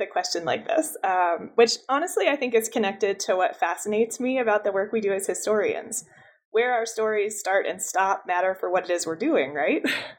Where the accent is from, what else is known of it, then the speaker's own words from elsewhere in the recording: Buffalo, New York, United States; also born or lived in Albuquerque, New Mexico; I grew up outside Buffalo, New York, but I tell folks that I wish I was from Albuquerque, New Mexico. It's where I lived for a few years before grad school